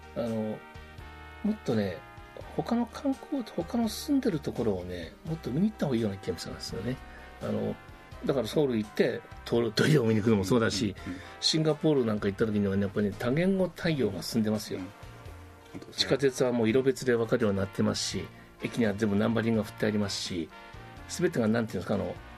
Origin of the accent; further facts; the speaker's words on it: Ishikawa, Japan; moved away as an adult; also born or lived in Australia; now in Okinawa, Japan; 石川県の私石川県の出身